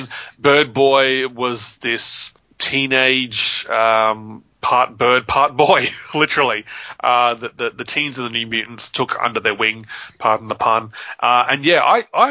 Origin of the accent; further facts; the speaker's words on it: Papua New Guinea; I got kind of used to black and white comics growing up in Papua New Guinea